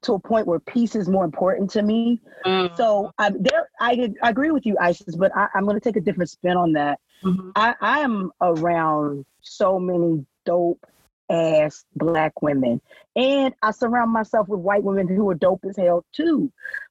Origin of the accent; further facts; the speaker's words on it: Oklahoma, United States; I'm from Oklahoma